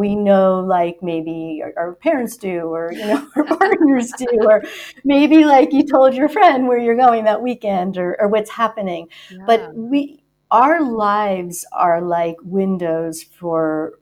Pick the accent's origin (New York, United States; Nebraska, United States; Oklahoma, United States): New York, United States; the New York area, United States; I'm from the New York area